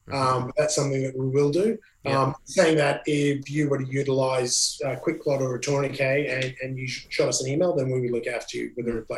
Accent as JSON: {"language": "English", "region": "Scotland", "country": "United Kingdom", "moved": "yes", "lives_now": "Brisbane, Australia", "said": "I'm Scottish."}